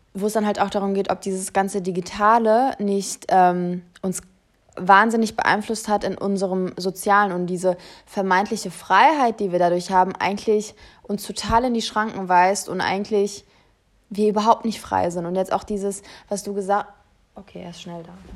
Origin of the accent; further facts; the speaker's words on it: Germany; wir sowieso als Deutsche